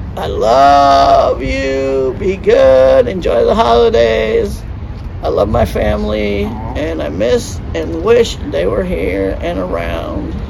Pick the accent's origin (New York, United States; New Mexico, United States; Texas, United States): New York, United States; Cornwall; now in Atlanta, United States; there's a little town right near that's that's called Cornwall, and that's where I'm from